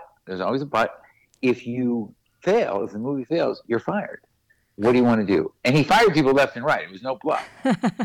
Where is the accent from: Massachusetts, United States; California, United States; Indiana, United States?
Massachusetts, United States; Boston; We grew up in Boston.